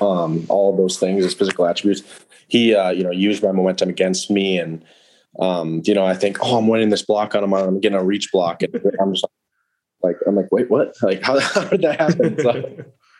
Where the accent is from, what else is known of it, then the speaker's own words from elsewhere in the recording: Wisconsin, United States; growing up in Wisconsin